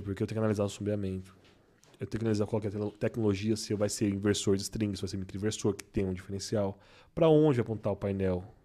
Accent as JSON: {"language": "Portuguese", "country": "Brazil", "said": "eu sou brasileiro"}